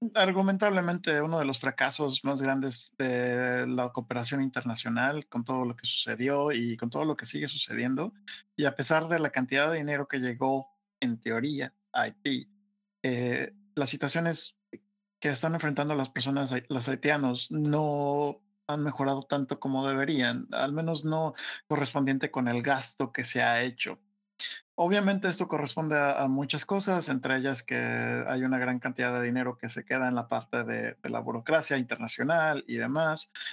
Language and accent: Spanish; Mexico